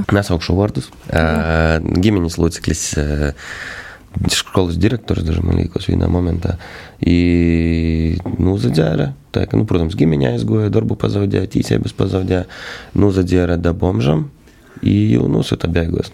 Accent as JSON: {"language": "Latvian", "area": "Feimaņi parish", "region": "Latgale", "country": "Latvia", "said": "es esmu no Feimana pogas"}